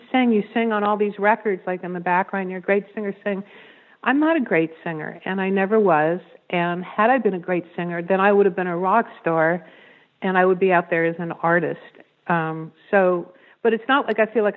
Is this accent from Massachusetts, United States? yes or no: no; New York, United States; I'm from New York